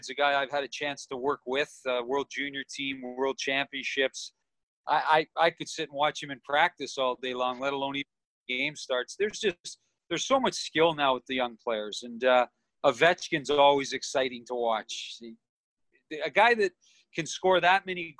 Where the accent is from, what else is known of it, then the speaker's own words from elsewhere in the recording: Toronto, Ontario, Canada; We grew up in Toronto, both of us